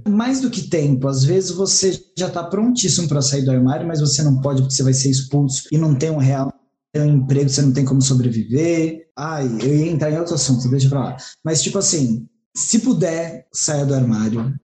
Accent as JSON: {"language": "Portuguese", "country": "Brazil", "said": "eu sou brasileira"}